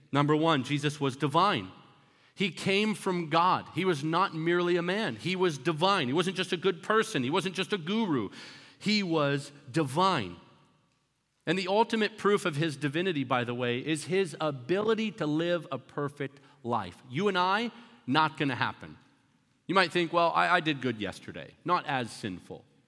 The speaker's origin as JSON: {"language": "English", "country": "Canada", "tie": "born or raised there", "also_born_or_lived": "Florida, United States", "moved": "yes", "lives_now": "United States", "said": "I grew up in Canada and I came over to America."}